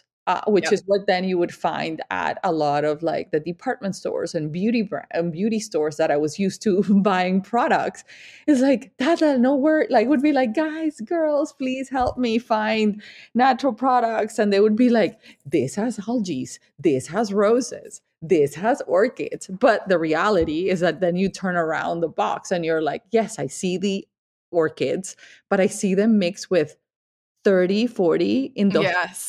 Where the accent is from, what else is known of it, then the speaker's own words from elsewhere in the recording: Colombia; also born or lived in Miami; now in Vermont, United States; I am from Colombia. I am Latin.